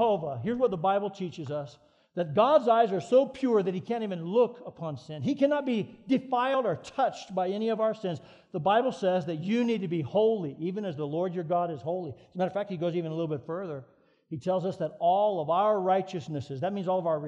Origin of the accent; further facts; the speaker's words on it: Colorado Springs, Colorado, United States; We moved to Colorado Springs, which is my hometown